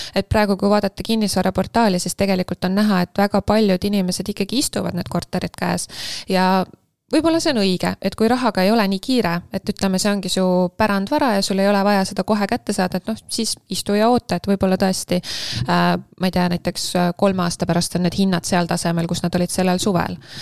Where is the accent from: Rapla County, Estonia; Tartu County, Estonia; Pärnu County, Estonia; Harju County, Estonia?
Harju County, Estonia; Tallinn; moved away as an adult; also born or lived in countryside, Estonia; ma olen pärit siit ja ma elasin siin, aga ma enam ei ela